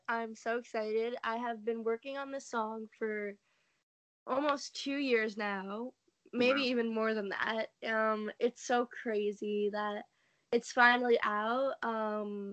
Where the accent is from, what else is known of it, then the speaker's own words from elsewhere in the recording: New York, United States; I am from New York